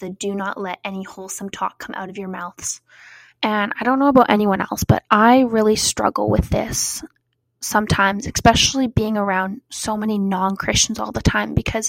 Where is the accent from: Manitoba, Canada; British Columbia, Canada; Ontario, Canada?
British Columbia, Canada; Cranbrook; moved away; my hometown of Cranbrook